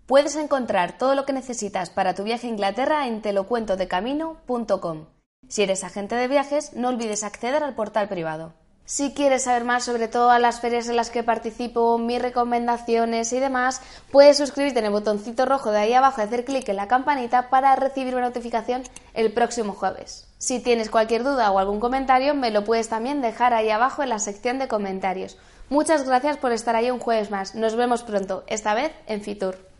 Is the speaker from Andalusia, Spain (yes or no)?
no; Madrid, Community of Madrid, Spain; soy de Madrid